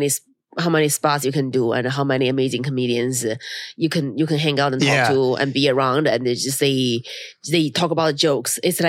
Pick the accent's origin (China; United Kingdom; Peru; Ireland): China; English is a second language; now in United States; My hometown is very, very cold in China.